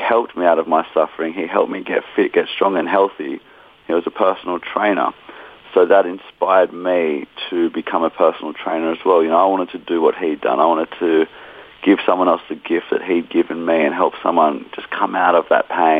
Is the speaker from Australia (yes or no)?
yes; Australia; we're from Australia as well